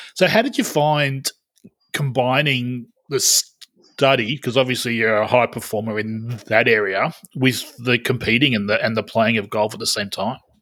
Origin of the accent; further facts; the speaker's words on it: Australia; as an Australian